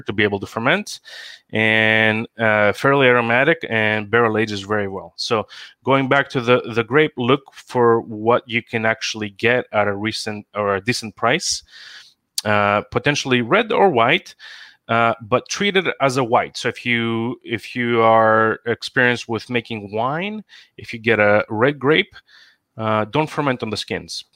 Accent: Greece; moved away as an adult; now in Seattle, United States; I live in the US, born and raised in Greece, came here for uh, school, landed a job

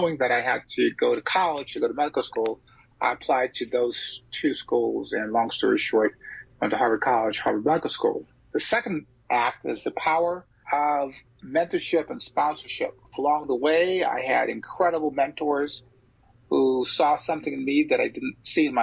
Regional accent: St. Croix, U.S. Virgin Islands; also born or lived in St. Thomas, U.S. Virgin Islands / Philadelphia / Galveston; now in Chicago, United States; I was born on the Caribbean island of St. Thomas in the United States Virgin Islands, the Isle of Mali, the capital of the United States Virgin Islands. But I grew up on the island of St. Croix, which is right next door.

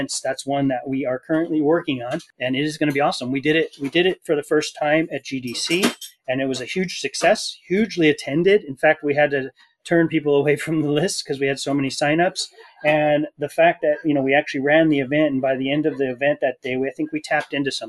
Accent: Fullerton, California, United States; I grew up in Fullerton, California.

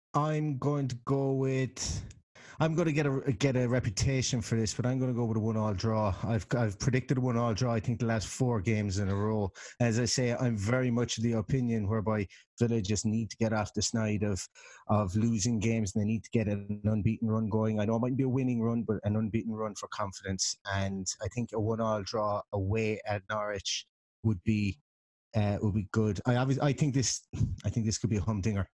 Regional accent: Ireland; being Irish

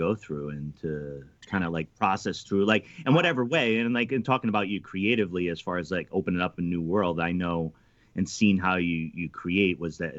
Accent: East Coast, United States; I'm from the East Coast

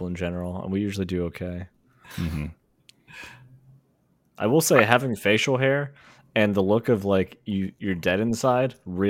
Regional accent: Pennsylvania, United States; I'm from Pennsylvania

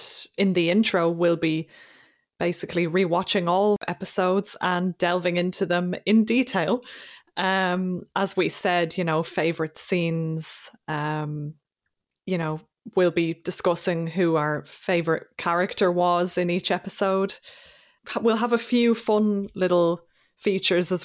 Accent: Ireland; I'm Irish.

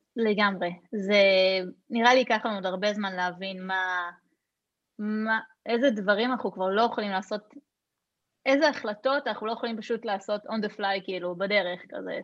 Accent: Hod HaSharon, Central District, Israel; כשגדלתי בהוד השרון

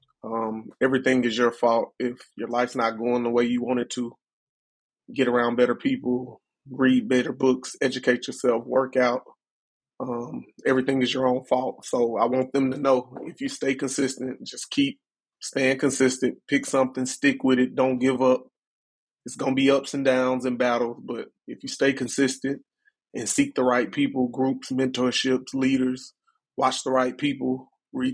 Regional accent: Chattanooga, Tennessee, United States; born and raised in Chattanooga, Tennessee

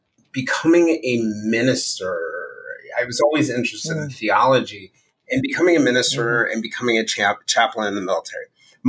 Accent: Virginia, United States; also born or lived in Texas / Maryland; now in New York, United States; moving to New York after, you know, growing up in Virginia and Texas and Maryland in very homogenous communities

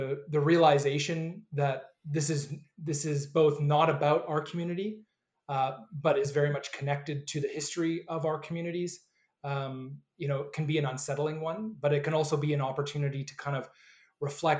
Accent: British Columbia, Canada; my family traveled to the West Coast in British Columbia, where I lived and grew up

